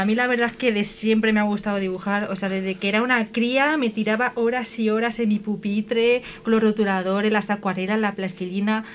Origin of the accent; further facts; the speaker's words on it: Colmenar de Oreja, Community of Madrid, Spain; soy de Comer de Oreja